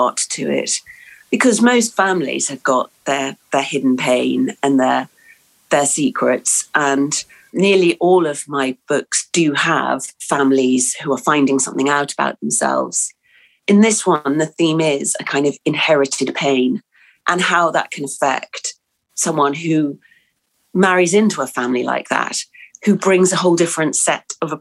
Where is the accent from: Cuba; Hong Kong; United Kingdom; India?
United Kingdom; England; born or raised there; also born or lived in New Zealand